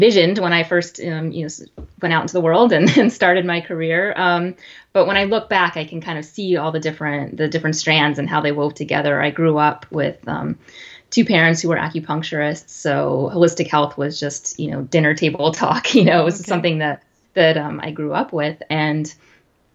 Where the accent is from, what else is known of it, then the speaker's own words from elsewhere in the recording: Texas, United States; moved away as an adult; now in Los Angeles, United States; I grew up in Texas, but I moved to Los Angeles